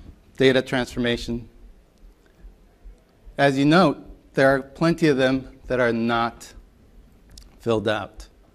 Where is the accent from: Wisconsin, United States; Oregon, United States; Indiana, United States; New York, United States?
New York, United States; I am from New York, so.